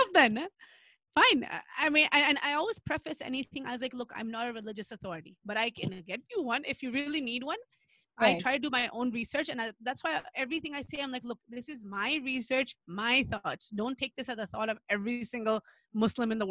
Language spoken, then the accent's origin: English; New York, United States; I grew up in New York with a lot of Black people and had Black friends